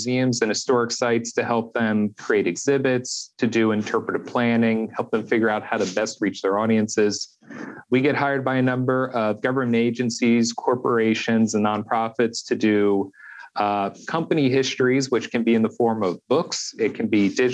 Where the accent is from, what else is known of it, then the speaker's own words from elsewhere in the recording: just outside of Philadelphia, Pennsylvania, United States; I'm originally from just outside of Philadelphia, Pennsylvania. So I grew up surrounded by history.